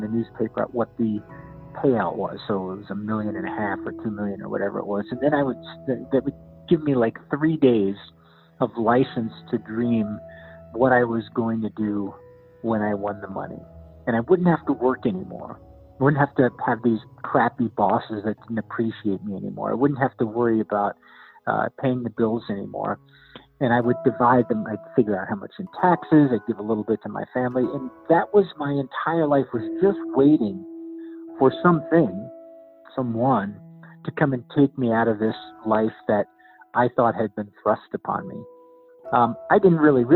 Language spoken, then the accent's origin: English; northern New Jersey, United States; moved away as an adult; now in Albuquerque, United States; I've been in Albuquerque for the past 23 years, but was born and raised on the East Coast in northern New Jersey, in the land of the Sopranos